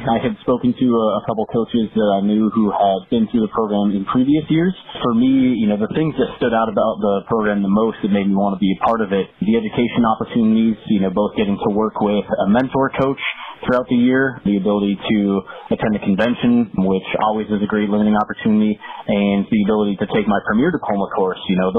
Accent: Milwaukee, Wisconsin, United States; Both my grandparents on my mom's side were born and raised in Milwaukee. And I grew up there

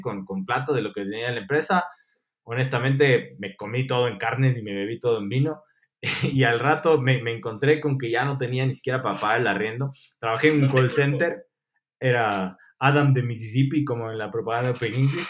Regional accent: Ecuador; also born or lived in Argentina; nosotros fallamos como ecuatorianos

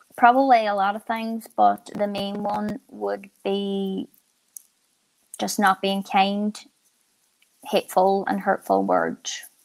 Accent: Ireland; being Irish

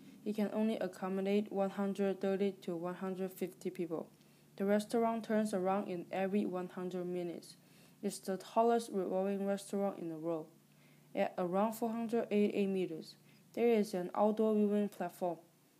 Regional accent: Guangzhou, Guangdong, China; English is a second language; also born or lived in Winnetka, Illinois; now in United States; I was born in Guangzhou, China, but I am living in the United States with my family.

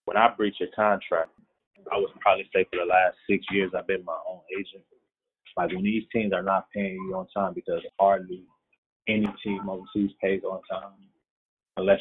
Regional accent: Milwaukee, Wisconsin, United States; I'm from Milwaukee

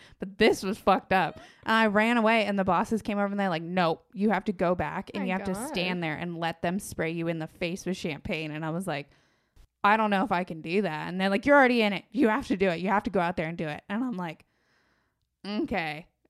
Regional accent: San Diego, California, United States; From San Diego.

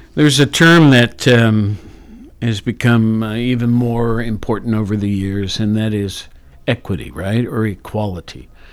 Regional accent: Worthington, Ohio, United States; also born or lived in Athens, Ohio; I grew up in Worthington

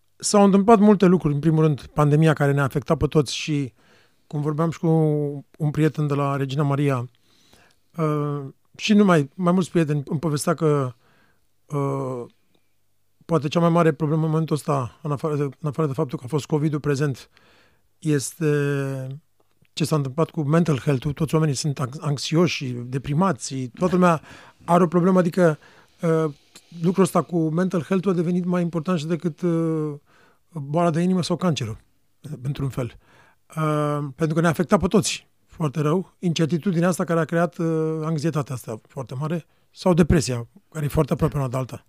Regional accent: Romania; pentru noi ca români

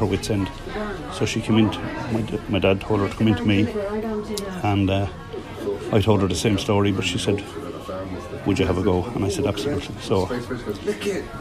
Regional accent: County Wicklow, Leinster, Ireland; moved away

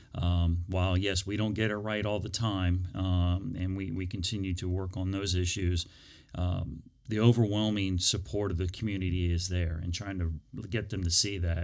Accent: Prince William County, Virginia, United States; I grew up in Prince William County.

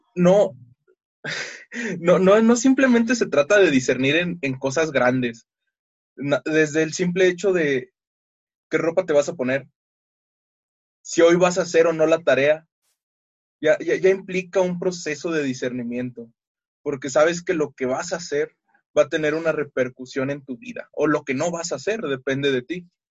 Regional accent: Mexico City, Mexico; soy de la Ciudad de México

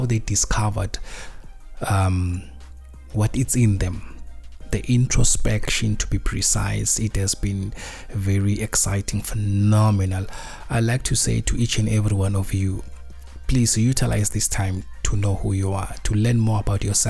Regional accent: South Africa; being a South African

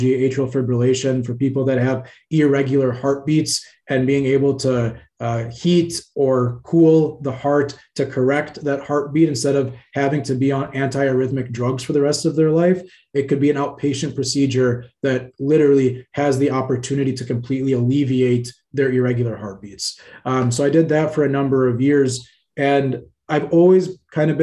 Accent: Cairo, Cairo Governorate, Egypt; now in United States; I was actually born in Cairo, Egypt. I come from a family that immigrated to the States in the very early

